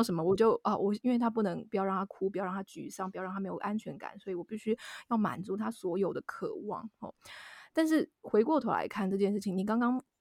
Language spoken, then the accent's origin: Chinese; southern Taiwan, Taiwan; moved away; 我是南部人